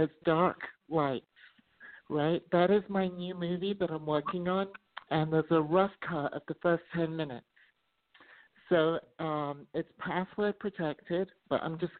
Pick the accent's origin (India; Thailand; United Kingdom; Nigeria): United Kingdom; moved away as an adult; now in Las Vegas, United States; I'm actually British and I've been living in Las Vegas for 20 years